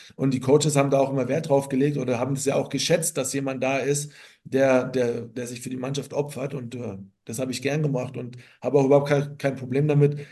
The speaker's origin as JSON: {"language": "German", "town": "Rattelsdorf", "region": "Bavaria", "country": "Germany", "tie": "born or raised there", "accent": "Franconian", "moved": "as an adult", "lives_now": "Munich, Germany", "said": "bin stolzer Franke, auch wenn ich jetzt äh, mehr oder weniger in München zu Hause bin"}